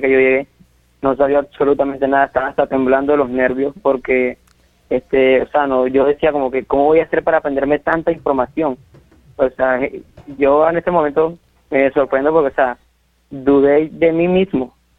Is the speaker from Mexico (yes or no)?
no; Santa Marta, Magdalena, Colombia; yo nací aquí en Santa Marta